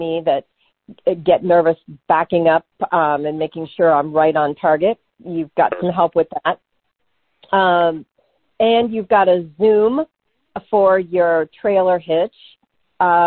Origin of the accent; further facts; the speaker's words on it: New England, United States; When I was a kid growing up in New England, my family had a Wagoneer